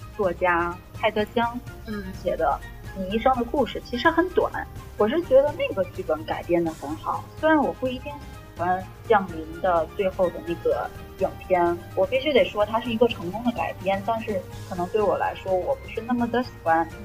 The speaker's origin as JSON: {"language": "Chinese", "country": "China", "also_born_or_lived": "North America", "moved": "yes", "said": "我一个中国人"}